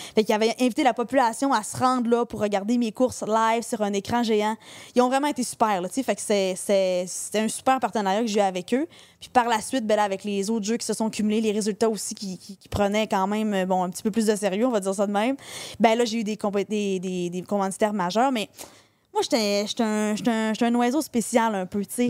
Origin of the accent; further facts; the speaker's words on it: Saint-Félicien, Quebec, Canada; Moi, je suis native de Saint-Félicien. Fait on est au Saguenay. Moi, je suis native du lac Saint-Jean